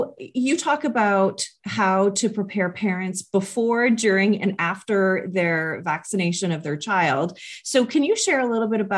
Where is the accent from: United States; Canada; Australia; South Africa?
Canada; as you know, I'm Canadian